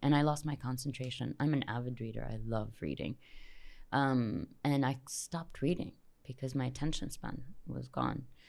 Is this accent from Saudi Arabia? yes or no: yes; Jeddah, Makkah Province, Saudi Arabia; I grew up here in Jeddah.